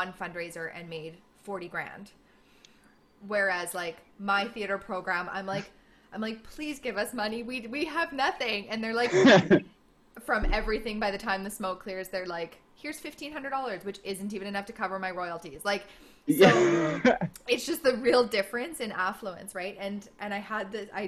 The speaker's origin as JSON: {"language": "English", "country": "Canada"}